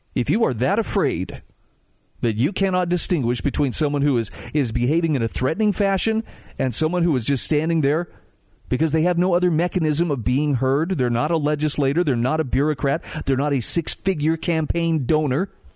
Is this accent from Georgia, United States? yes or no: no; Utah, United States; my home state of Utah